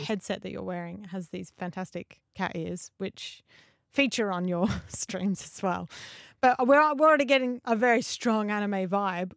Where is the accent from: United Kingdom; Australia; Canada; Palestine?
Australia; as an Aussie